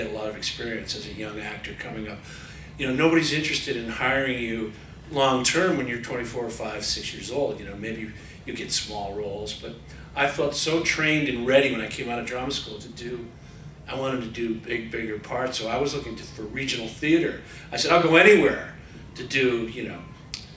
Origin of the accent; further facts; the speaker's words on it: Connecticut, United States; moved away as an adult; also born or lived in Philadelphia, Pennsylvania / London, United Kingdom; I grew up in Connecticut, had a great, you know, doing the musicals in high school